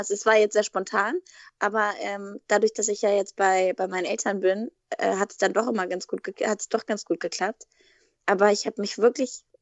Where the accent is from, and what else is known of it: Wolfenbüttel, Lower Saxony, Germany; born there; now in Berlin, Germany